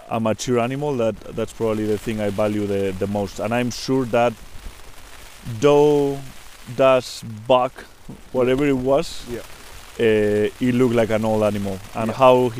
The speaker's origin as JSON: {"language": "English", "country": "Spain", "said": "I'm from Spain, from Europe"}